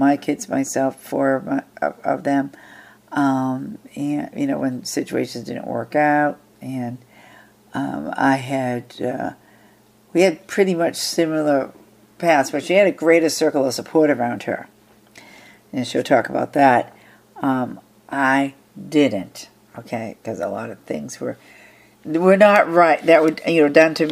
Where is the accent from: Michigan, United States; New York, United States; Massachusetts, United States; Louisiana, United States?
Massachusetts, United States; Whitman; I was from Whitman, greater Boston, at the time